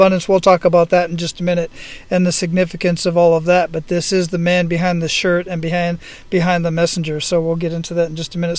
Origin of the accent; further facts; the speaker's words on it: Phoenix, Arizona, United States; I'm born and raised in Phoenix, Arizona.